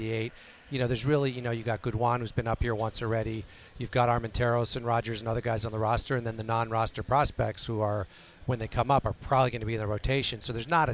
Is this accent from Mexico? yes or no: yes; Mexico; moved away; I grew up in Mexico. I was born there. I have Mexican nationality.